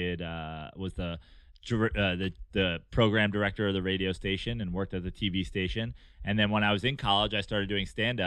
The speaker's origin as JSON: {"language": "English", "area": "Westchester County", "region": "New York", "country": "United States", "tie": "born or raised there", "said": "I was born in New York City, and I was raised up in Westchester County"}